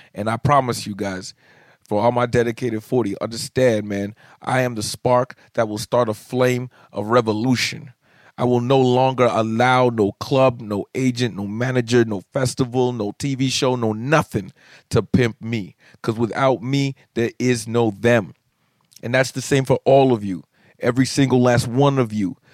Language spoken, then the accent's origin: English; Canada; being a Canadian comic